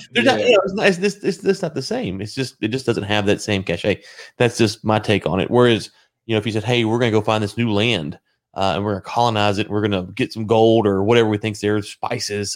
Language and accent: English; United States; as an American